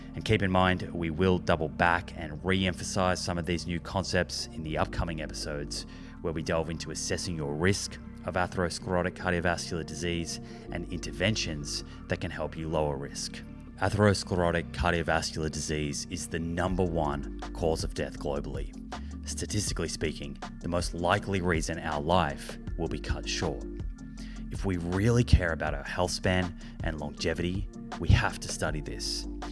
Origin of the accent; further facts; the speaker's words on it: Melbourne, Victoria, Australia; I grew up in Melbourne, in, in Australia